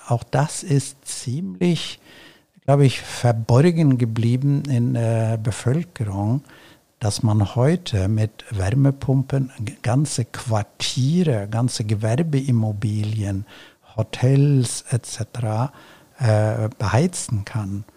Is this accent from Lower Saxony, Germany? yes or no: yes; Celle, Lower Saxony, Germany; meiner Heimatstadt Celle